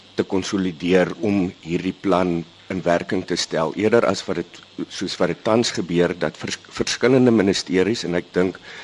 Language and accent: Afrikaans; South Africa; ons as Suid-Afrikaners